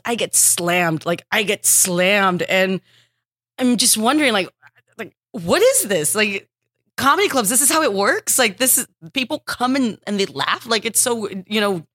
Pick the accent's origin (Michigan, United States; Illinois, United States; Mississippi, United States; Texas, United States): Texas, United States; moved away as an adult; also born or lived in Los Angeles; I'm from Texas. I started stand-up in Texas